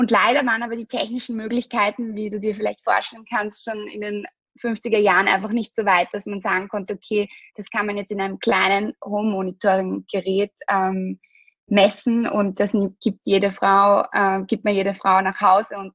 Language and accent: German; Austria; also wir sind aus Österreich, wir produzieren auch in Österreich, es ist ein österreichisches Produkt.